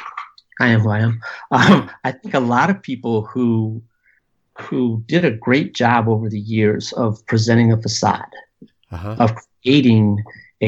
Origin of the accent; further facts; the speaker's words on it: Southern California, United States; also born or lived in Austin, Texas; growing up in Southern California